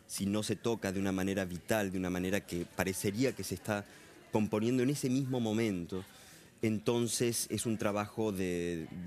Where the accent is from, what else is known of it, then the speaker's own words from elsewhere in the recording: Argentina; also born or lived in Caracas, Venezuela / Europe; pero no por eso me siento menos argentino. También lo que viví en Venezuela fueron mis primeros seis años, o sea que tengo recuerdos muy fuertes de, Caracas.